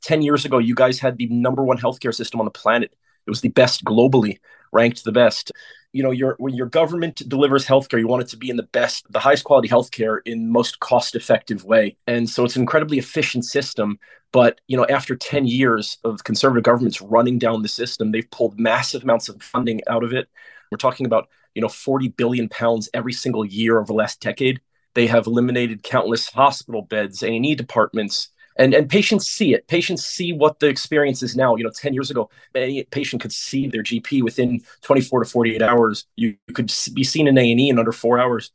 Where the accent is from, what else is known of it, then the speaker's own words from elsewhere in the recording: United States; moved away as an adult; now in London, United Kingdom; I come from the United States, the land of private healthcare